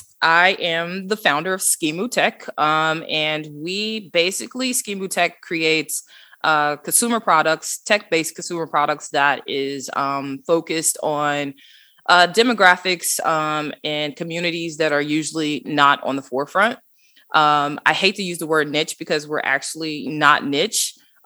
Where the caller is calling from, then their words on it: Atlanta, Georgia, United States; The nice ATL, beautiful weather today. So Atlanta, Georgia.